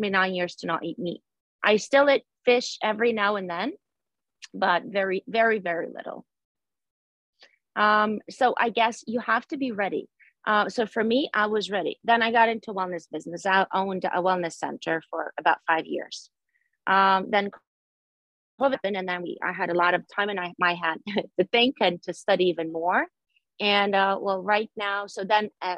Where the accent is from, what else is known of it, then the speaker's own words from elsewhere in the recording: Ukraine; now in New Jersey, United States; I live in New Jersey. Originally, I'm from Ukraine